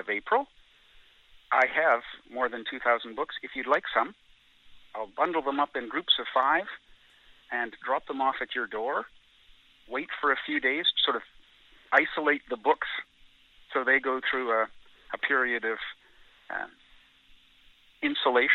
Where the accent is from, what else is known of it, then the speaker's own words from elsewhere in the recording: Gulf Islands, British Columbia, Canada; I have fond memories of growing up in the Gulf Islands between Vancouver and Victoria